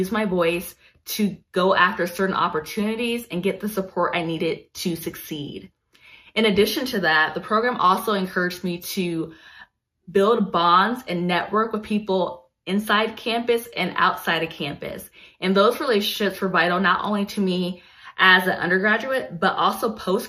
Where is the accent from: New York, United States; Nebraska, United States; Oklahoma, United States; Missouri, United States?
Nebraska, United States; Lincoln; I am from Lincoln, Nebraska.